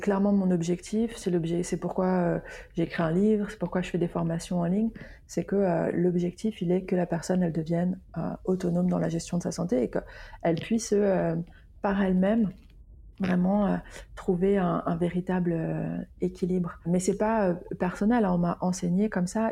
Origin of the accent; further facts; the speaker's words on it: Lyon, Auvergne-Rhône-Alpes, France; now in Basque Country, France; à la base, je suis lyonnaise, puis j'ai euh, voyager